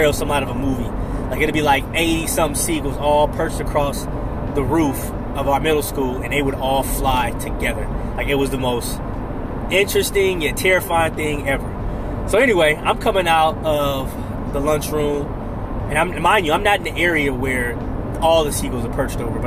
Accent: Oakland, California, United States; I'm from Oakland, California

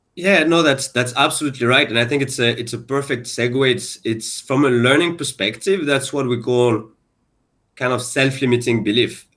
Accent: France; moved away as an adult; now in Singapore; I'm actually French and Moroccan. So I was born and I grew up in France

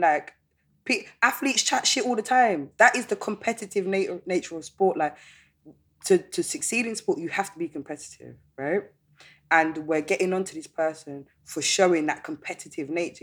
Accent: London, United Kingdom; I was born in London and raised in London, and I've never lived in any other city

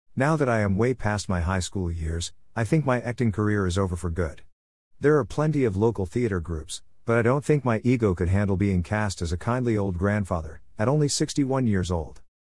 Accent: Detroit, Michigan, United States; also born or lived in St. Clair Shores, Michigan; When we moved from Detroit to suburban Saint Clair shores, I tried my luck in Lakeview High's production

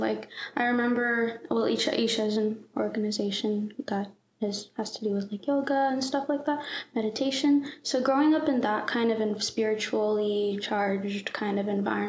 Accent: Atlanta, Georgia, United States; I grew up in Atlanta, Georgia. I've lived here my whole life. In Forsyth County.

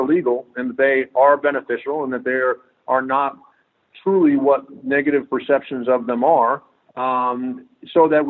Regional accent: New England, United States; also born or lived in Southeast US; now in Texas, United States; I live in Texas. I've lived all throughout the Southeast, but I grew up in New England

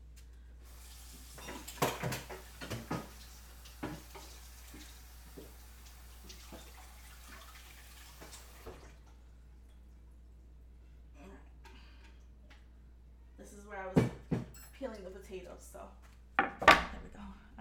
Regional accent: New York City, New York, United States; I grew up in the South Bronx in the 80s

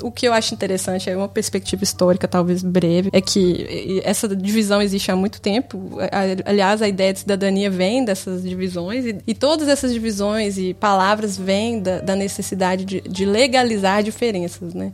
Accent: Sete Lagoas, Minas Gerais, Brazil; moved away as an adult; also born or lived in Belo Horizonte; now in The Hague, Netherlands; Mas originalmente vinda de Sete Lagoas, morando há cinco anos em Haia, na Holanda.

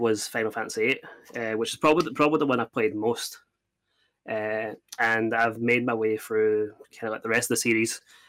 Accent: Scotland, United Kingdom; I'm from Scotland.

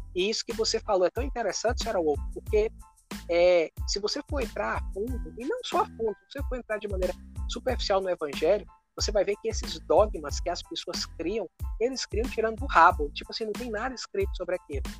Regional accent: Brazil; moved away as an adult; nós nascemos num lugar, né, na cidade, somos naturais da cidade do Brasil e hoje nós estamos morando fora

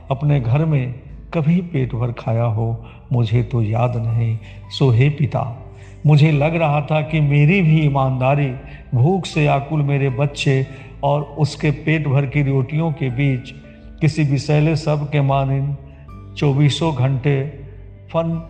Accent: Sitamarhi, Bihar, India; सीतामढ़ी से हूँ

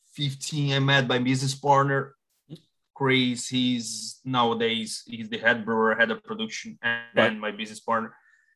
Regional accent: Brazil; moved away as an adult; now in Ireland; So I'm originally from Brazil. I've been living in Ireland since 2012.

